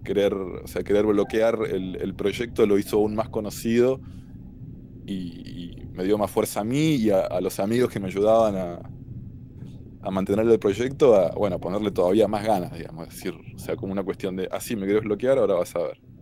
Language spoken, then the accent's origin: Spanish; Argentina; now in Cambridge, United States; soy este, argentino, tengo 36 años